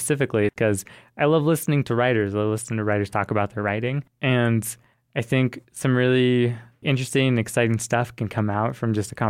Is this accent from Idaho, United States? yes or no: yes; Boise, Idaho, United States; I am from Boise, Idaho.